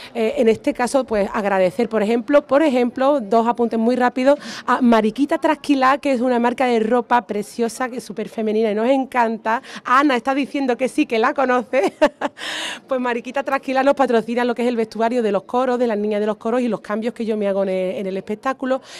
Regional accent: Jerez de la Frontera, Andalusia, Spain; yo soy de Jerez de la Frontera

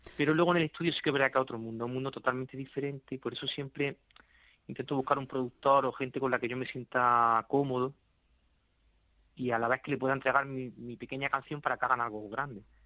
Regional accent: Andalusia, Spain; Yo soy de un pequeño municipio, de hecho, eh, eh, cuatro de los cinco integrantes somos de Ciñano que es un municipio que ya linda con la provincia de, Granada

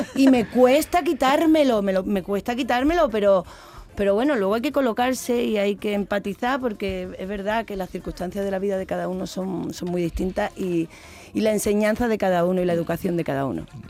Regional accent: Seville, Andalusia, Spain; moved away; also born or lived in Madrid; ese es mi barrio. Es, yo me he criado al lado de Radio Sevilla, en Rafael

